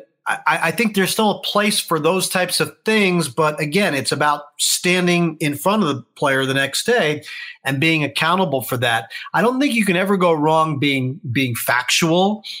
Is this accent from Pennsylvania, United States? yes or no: yes; Harrisburg, Pennsylvania, United States; I grew up rooting for the Phillies. I grew up in the Harrisburg area, a couple hours outside